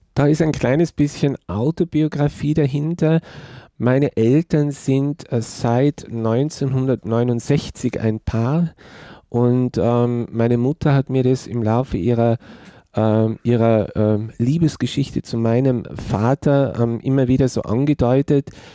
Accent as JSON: {"language": "German", "region": "Tyrol", "country": "Austria", "tie": "born or raised there", "said": "ich komme aus Tirol. Ich bin in den 70er Jahren geboren und meine Generation in Tirol als schwuler Mann aufzuwachsen"}